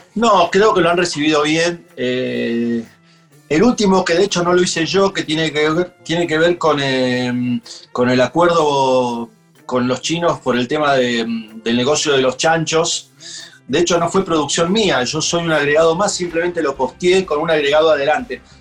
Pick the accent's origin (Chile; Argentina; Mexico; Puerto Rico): Argentina; Funes, Santa Fe; me crié en Funes